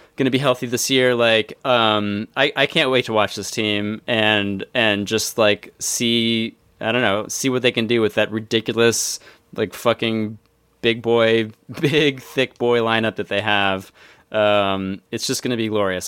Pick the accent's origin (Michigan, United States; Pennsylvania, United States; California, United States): Pennsylvania, United States; Philadelphia; my hometown Philadelphia